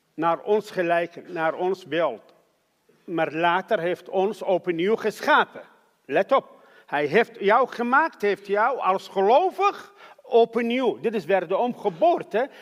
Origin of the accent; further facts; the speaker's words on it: Iraq; Dutch is a second language; moved away as an adult; now in Netherlands; ik ben geboren in Irak